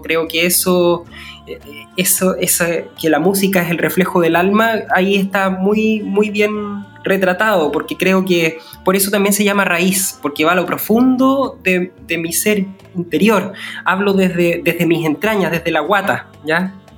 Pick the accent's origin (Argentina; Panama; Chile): Chile; como persona chilena